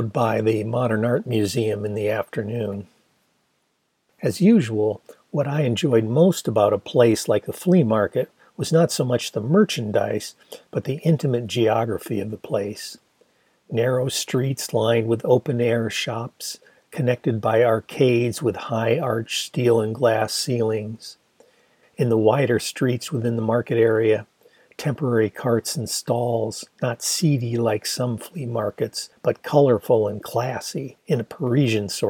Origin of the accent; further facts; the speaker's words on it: Ann Arbor, Michigan, United States; my hometown of Ann Arbor